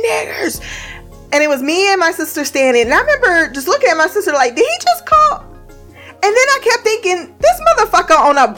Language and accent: English; Indiana, United States; I came from Indiana where it was more looks. Like I felt more racial tension and Indiana, but in Ohio, for the most part